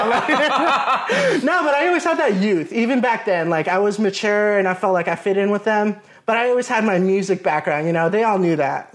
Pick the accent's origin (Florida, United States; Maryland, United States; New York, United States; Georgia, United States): Florida, United States; Melbourne Beach; moved away as an adult; now in Orlando, United States; I grew up in Melbourne Beach, Florida, which is an, an hour from here in Orlando.